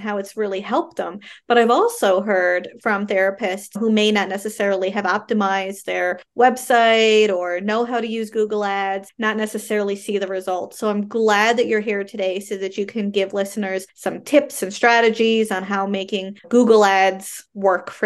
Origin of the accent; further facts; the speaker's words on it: Canada; I am a Canadian social worker